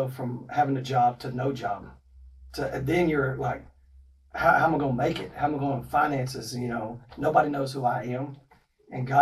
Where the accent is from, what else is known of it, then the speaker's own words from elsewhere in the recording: Texas, United States; moved away; also born or lived in Ohio; I'm from Texas. My wife is from Florida, and we met in Ohio.